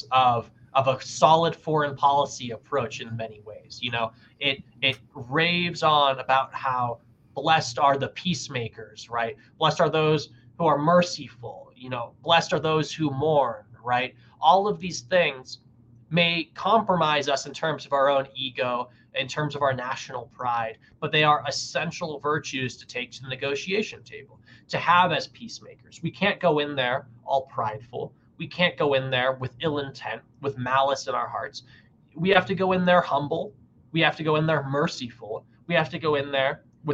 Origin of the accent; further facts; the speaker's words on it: United States; as an American